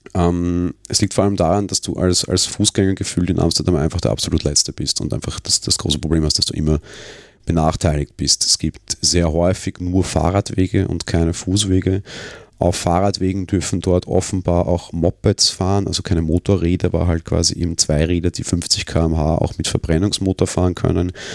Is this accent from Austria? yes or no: yes; Vienna, Austria; den ich als Wiener so nicht gewohnt bin